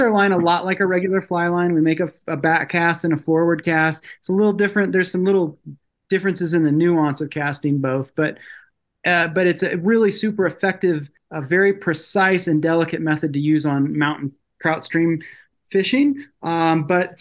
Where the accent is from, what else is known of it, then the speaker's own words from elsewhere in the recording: Illinois, United States; also born or lived in Virginia / Colorado; now in Montana, United States; I grew up in Illinois. That's where my folks were both from